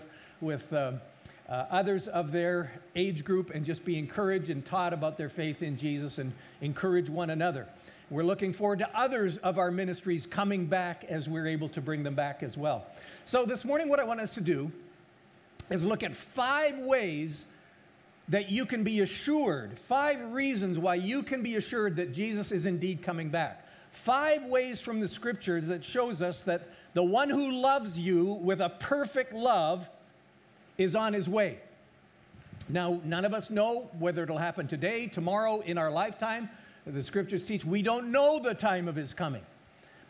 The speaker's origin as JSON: {"language": "English", "region": "Alberta", "country": "Canada", "tie": "born or raised there", "moved": "yes", "said": "I was raised in Alberta, Canada."}